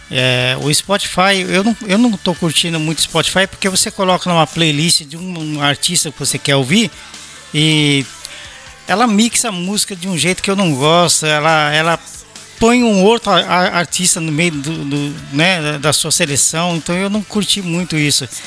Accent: São Paulo, Brazil; now in Belo Horizonte, Brazil; Você sabe que eu sou paulista, mas eu, eu moro em BH, né?

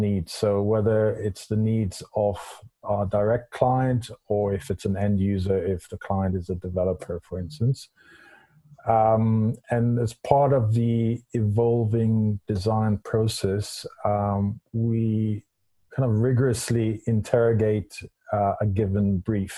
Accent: Israel; moved away as an adult; now in London, United Kingdom; I'm originally from Israel. I came to London in 93

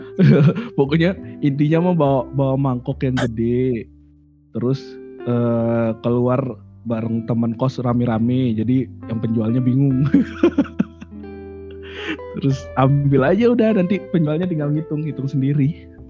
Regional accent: Lombok, West Nusa Tenggara, Indonesia; moved away; also born or lived in Malang / Yogyakarta; kita sebagai orang Lombok

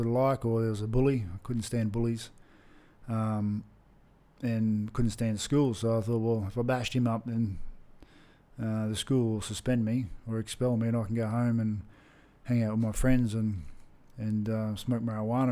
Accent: Brisbane, Queensland, Australia; growing up in Brisbane, Australia

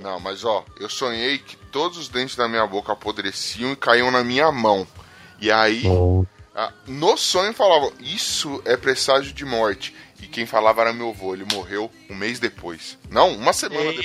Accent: São Paulo, Brazil; eu ainda sou de Itaquera

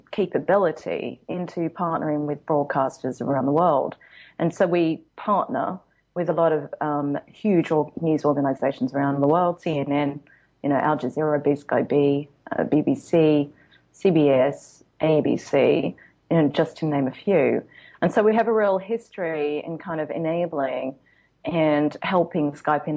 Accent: Australia; now in Los Angeles, United States; I come from Australia where there's really only two seasons

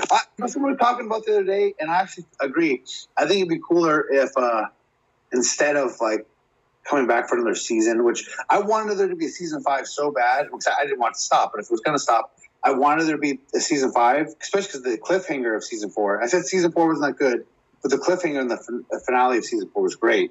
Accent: Chico, California, United States; Northern California, up in Chico, where I'm from, my hometown

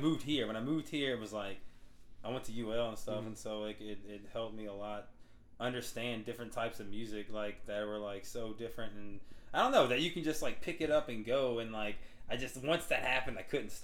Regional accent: Walker, Louisiana, United States; moved away as an adult; I'm 34 and I'm from Walker, Louisiana

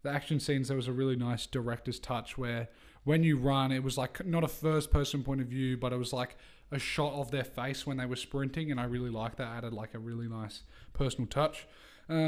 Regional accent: England, United Kingdom; we're English.

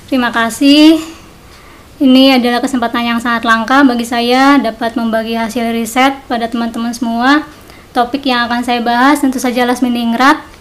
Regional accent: Jatiwangi, West Java, Indonesia; Saya bertolak dari latar belakang diri saya, kampung saya Jatiwangi, di mana di sana sangat minim sekali perempuan yang menempuh pendidikan tinggi.

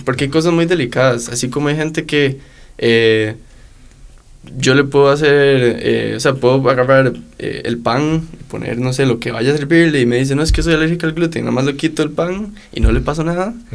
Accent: Costa Rica; uno como tico

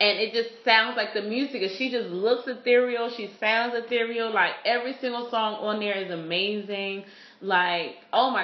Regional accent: Philadelphia, Pennsylvania, United States; I'm from Philly

